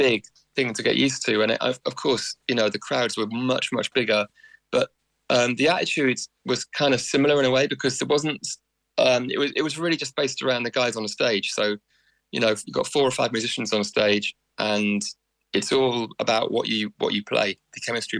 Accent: Wales, United Kingdom; born there; I'm very keen to sort of accentuate my Welshness when I come to Ireland, you know, because I was born in Wales.

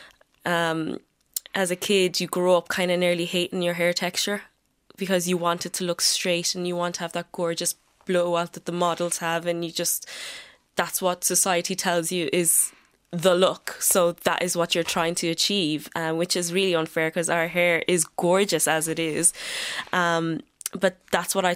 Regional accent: Galway, Connacht, Ireland; I'm from Galway

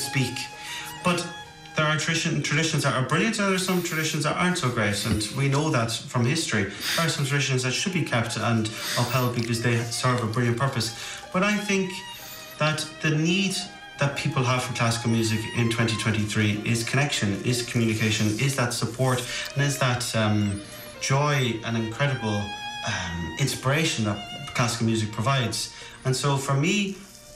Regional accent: Kilkenny, Leinster, Ireland; I'm from Kilkenny

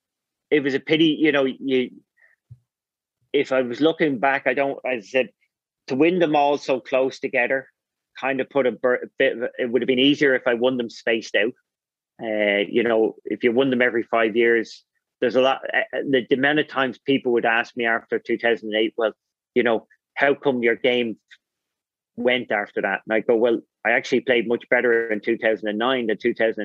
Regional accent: Ireland

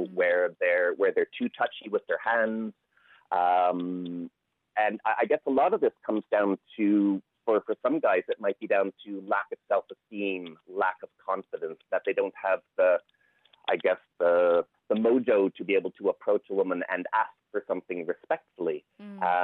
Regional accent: Canada; moved away as an adult; now in Ireland; you can probably tell from my accent, I'm not Irish, I'm Canadian, but I've been living here 25 years

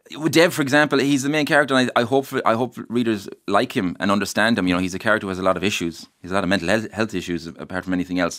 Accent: Mayo, Connacht, Ireland; the place I love where I'm from. Uh, I love my home, I love my hometown, I, I love my, my county

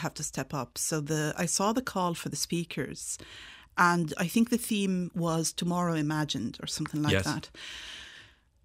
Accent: Dubai, United Arab Emirates; also born or lived in Mullingar, Ireland; now in Aughrim, Ireland; I was born in Dubai

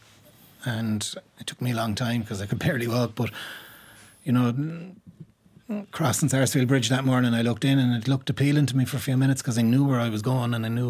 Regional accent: Limerick, Munster, Ireland; I grew up in Moyross.

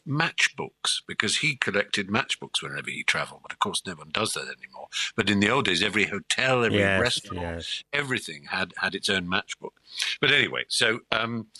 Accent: Norfolk, East Anglia, East of England, United Kingdom; I grew up in the East Anglia in Norfolk and in the countryside

